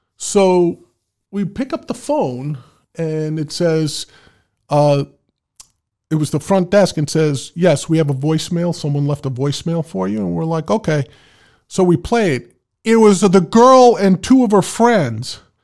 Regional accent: New York City, New York, United States; moved away; I was from the Bronx. Anything east of Manhattan was Long Island to me

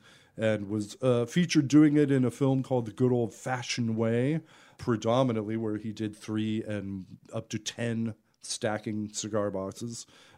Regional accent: San Francisco Bay Area, California, United States; Originally, I grew up in the Bay Area, the San Francisco Bay Area.

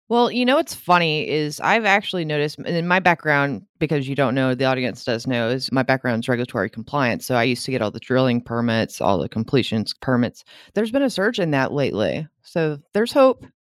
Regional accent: Louisiana, United States; I'm from Louisiana

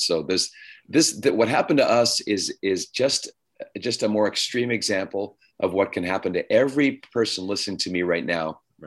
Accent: Ottawa, Ontario, Canada; moved away as an adult; also born or lived in Toronto / Steubenville, Ohio; now in California, United States; I was raised in Canada

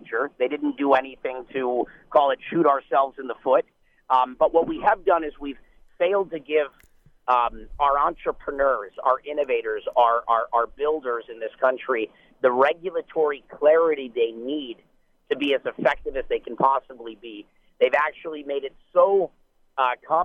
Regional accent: United States; as Americans

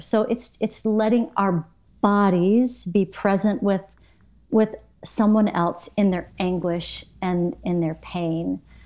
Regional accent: Michigan, United States; also born or lived in Arlington, Texas; now in Bradenton, United States; I was born in Michigan

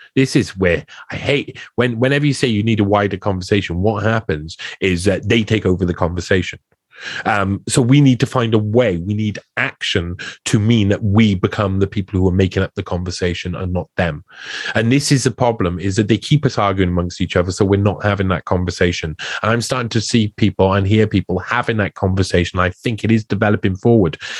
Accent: Wales, United Kingdom; I come from Wales

